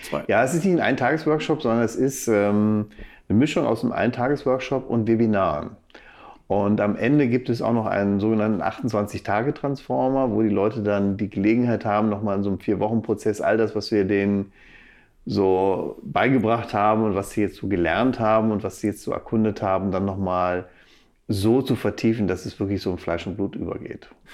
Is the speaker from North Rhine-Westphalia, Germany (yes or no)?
yes; Bielefeld, North Rhine-Westphalia, Germany; also born or lived in Arnsberg / Hagen / Dortmund; now in Gütersloh, Germany; mit fünf bin ich dann nach Bielefeld gezogen und da habe ich dann auch meine Kindheit und auch einen großen Teil meines Erwachsenenlebens äh, verbracht.